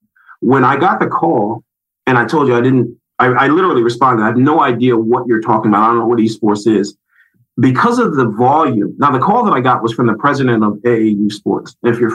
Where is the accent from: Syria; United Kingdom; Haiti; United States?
United States; Philadelphia, Pennsylvania; Well, it's crazy. So I'm from Philadelphia.